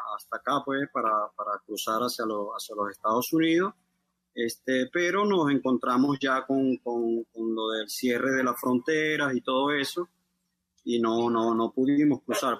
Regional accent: Venezuela; moved away as an adult; un mes exactamente de que salí de Venezuela

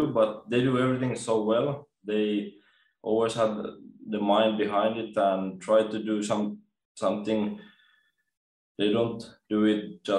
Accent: Espoo, Uusimaa, Finland; moved away; I'm from Espoo, Finland

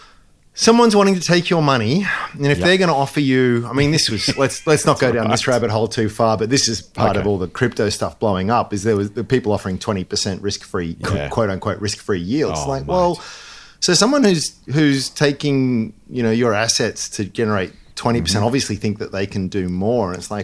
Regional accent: Tamworth, New South Wales, Australia; My hometown.

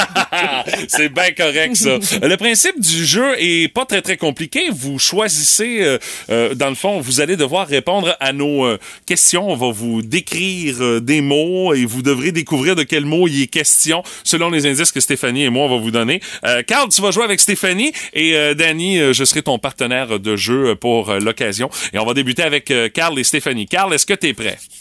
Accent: Rimouski, Quebec, Canada; j'ai grandi à Pointe-au-Père.

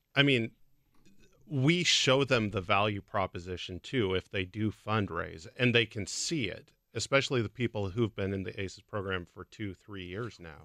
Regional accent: Portland, Oregon, United States; moved away; also born or lived in Illinois; I grew up in Portland, Oregon

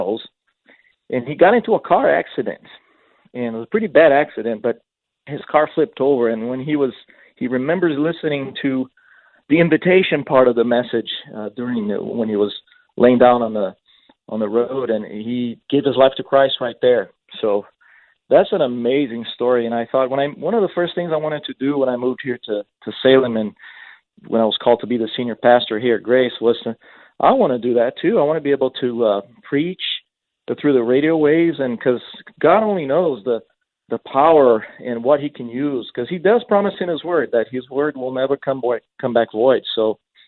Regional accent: Brazil; moved away as an adult; also born or lived in San Diego; now in Oregon, United States; I grew up in Brazil, in case our listeners there are wondering what my accent is from

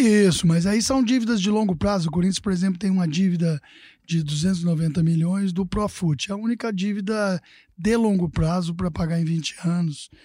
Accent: Casa Branca, São Paulo, Brazil; moved away; eu estava no interior, na minha, na minha casa onde eu nasci, né? Em Casa Branca.

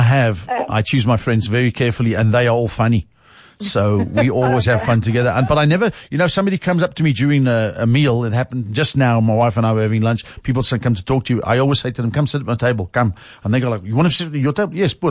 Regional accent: South Africa; I love being a South African. It's cool.

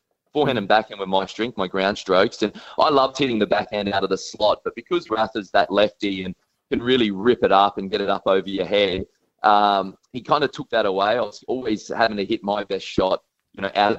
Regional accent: Australia; as an Australian

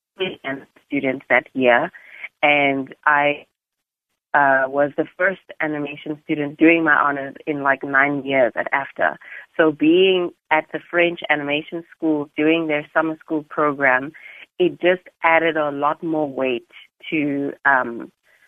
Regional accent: South Africa; you, as a South African animator

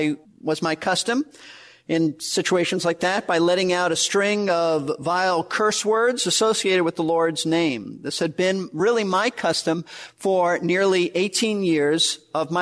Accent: New York City, New York, United States; moved away; also born or lived in Florida; I was raised in Brooklyn, New York, not in a Christian home

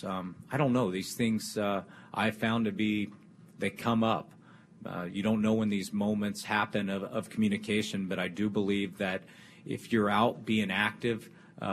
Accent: Kansas City, Missouri, United States; I grew up in Kansas City

